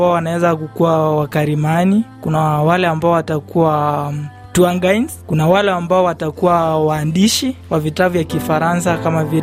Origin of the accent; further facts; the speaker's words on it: Meru County, Kenya; Moi je viens du Meru.